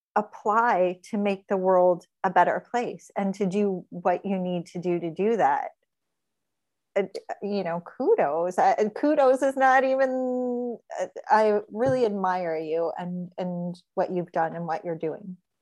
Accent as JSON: {"language": "English", "town": "Gary", "region": "Indiana", "country": "United States", "said": "I come from Gary, Indiana, which is like steel mills and chem spills"}